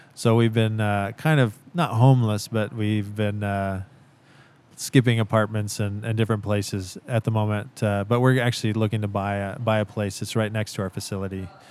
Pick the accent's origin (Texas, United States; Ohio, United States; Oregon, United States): Oregon, United States; Central; I grew up in Central Oregon